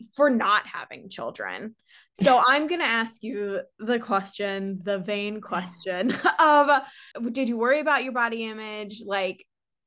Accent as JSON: {"language": "English", "town": "St. Louis", "region": "Missouri", "country": "United States", "moved": "yes", "said": "back home, I'm from St. Louis"}